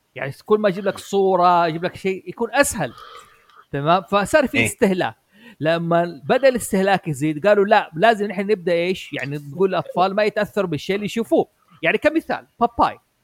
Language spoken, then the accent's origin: Arabic; Saudi Arabia; نحن كان عندنا في السعوديه